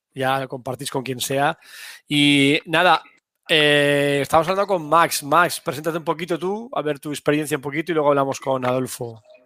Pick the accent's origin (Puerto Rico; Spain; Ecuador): Spain; Valencia, Valencian Community; mi tierra, en Valencia, aquí en, España